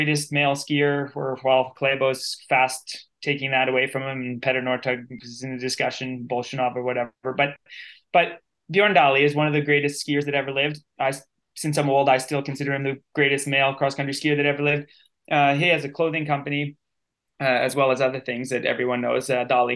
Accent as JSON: {"language": "English", "country": "Canada", "said": "as a Canadian"}